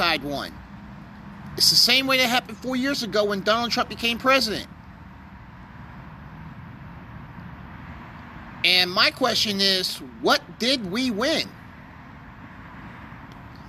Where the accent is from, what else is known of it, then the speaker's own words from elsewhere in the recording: United States; I'm an American